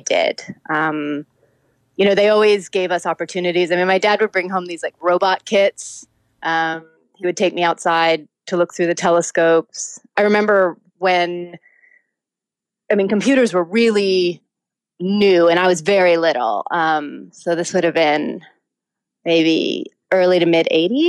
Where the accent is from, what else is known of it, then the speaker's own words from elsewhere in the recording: Altadena, California, United States; I grew up in Altadena, California. So that's just north of Pasadena